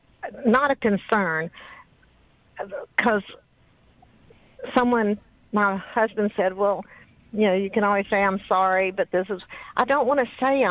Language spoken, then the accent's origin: English; Louisiana, United States; I'm not from New Orleans. We're closer to Dallas, the Arklatex, so I don't have quite the Cajun.